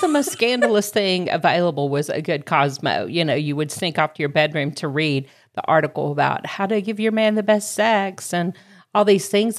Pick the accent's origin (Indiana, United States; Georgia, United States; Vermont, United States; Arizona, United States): Georgia, United States; accent: southern; now in Greenville, United States; my hometown's actually Georgia, but my s, adopted hometown of Greenville, South Carolina